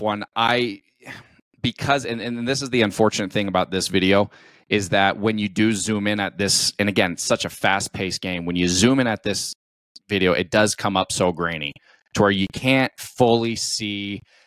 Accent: Colorado, United States; born and raised in the United States. Um, I'm a Colorado kid

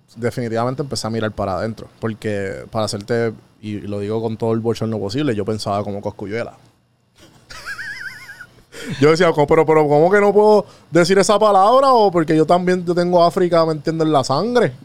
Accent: Puerto Rico; moved away as an adult; also born or lived in Atlanta, United States; me mudé de Puerto Rico a Atlanta en el huracán María

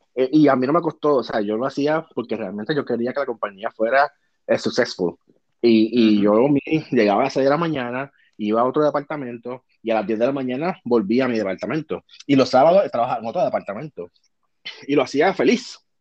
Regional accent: Puerto Rico; moved away as an adult; now in United States; yo soy súper puertorriqueño, súper boricua

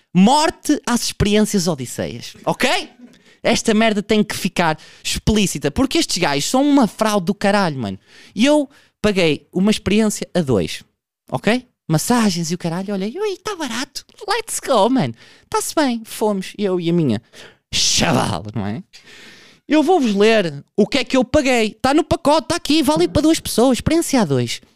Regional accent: Portugal; eu sou um produto de um meio onde eu fui criado, eu sou Tuga

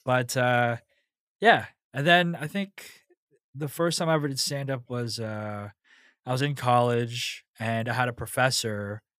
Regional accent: Pasadena, California, United States; Like where I grew up in Pasadena was it was almost split, like half white, half Hispanic.

